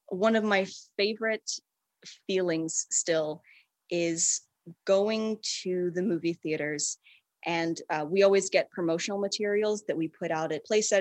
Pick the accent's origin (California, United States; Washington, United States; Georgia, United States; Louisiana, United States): Georgia, United States; Atlanta; We're from Atlanta